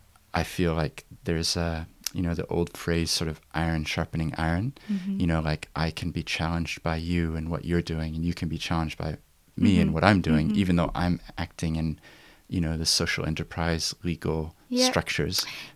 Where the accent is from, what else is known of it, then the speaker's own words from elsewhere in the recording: Christchurch, Canterbury, New Zealand; I've been away from New Zealand for 11 years. And despite my accent, I actually did grow up here in Christchurch.